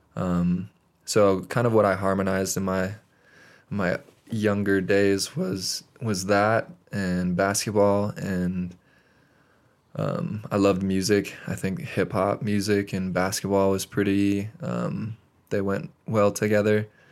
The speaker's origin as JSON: {"language": "English", "town": "Great Falls", "region": "Montana", "country": "United States", "moved": "yes", "lives_now": "Bozeman, United States", "said": "I am originally from Great Falls, Montana"}